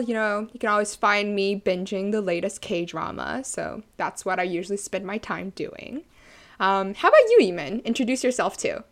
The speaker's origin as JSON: {"language": "English", "country": "Canada", "also_born_or_lived": "Toronto", "said": "I am Chinese Canadian."}